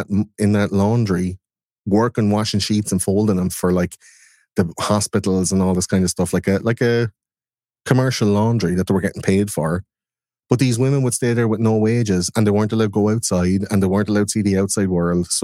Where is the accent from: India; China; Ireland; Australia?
Ireland; I'm out in the West in Ireland